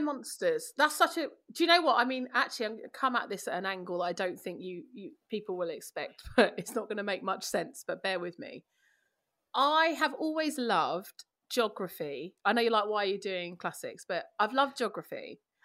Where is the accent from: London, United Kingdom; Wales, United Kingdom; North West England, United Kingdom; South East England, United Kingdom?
London, United Kingdom; I'm from East London